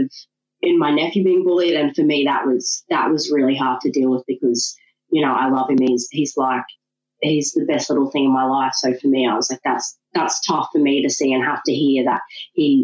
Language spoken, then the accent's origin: English; Ipswich, Queensland, Australia; also born or lived in Brisbane; I was born in Brisbane, grew up in Ipswich